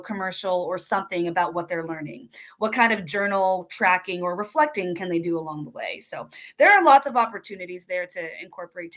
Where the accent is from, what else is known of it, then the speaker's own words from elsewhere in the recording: New Jersey, United States; now in Pacific Northwest, United States; I grew up in New Jersey